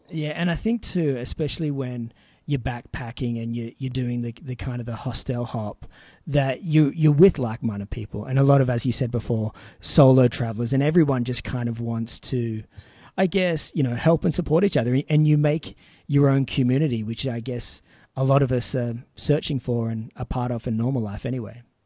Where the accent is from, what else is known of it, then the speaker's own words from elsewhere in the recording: Newcastle, New South Wales, Australia; my hometown of Newcastle